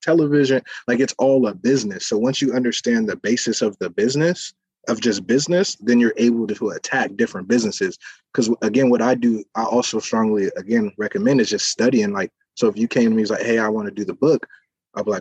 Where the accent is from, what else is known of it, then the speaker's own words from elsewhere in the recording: San Diego, California, United States; I'm from San Diego, born and raised